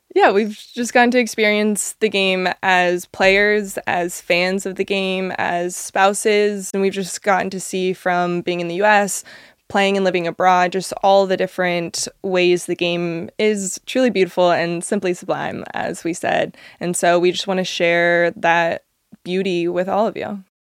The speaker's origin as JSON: {"language": "English", "town": "Monrovia", "region": "California", "country": "United States", "tie": "born or raised there", "also_born_or_lived": "Orange County", "said": "as a kid, I grew up in Southern California, like a little small town in L A, came from Monrovia"}